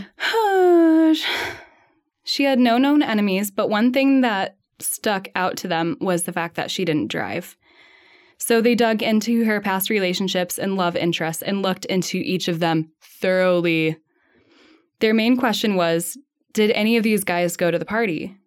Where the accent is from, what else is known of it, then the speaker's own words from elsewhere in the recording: Midwest, United States; growing up in the Midwest